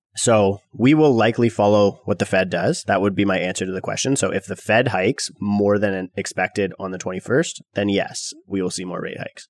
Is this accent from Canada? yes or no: yes; Canada; millennial Canadian real estate investors